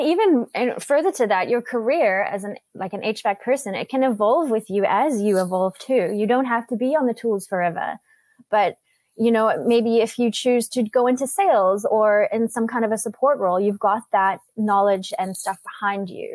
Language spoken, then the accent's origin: English; South Africa; now in Vancouver, Canada; I was born and raised in South Africa. I moved to Canada to Vancouver about 22 years ago with my family.